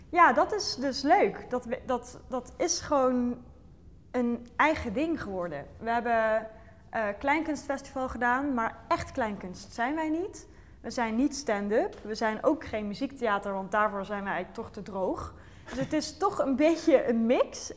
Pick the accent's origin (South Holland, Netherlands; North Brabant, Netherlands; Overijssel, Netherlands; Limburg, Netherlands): North Brabant, Netherlands; ik kom uit Brabant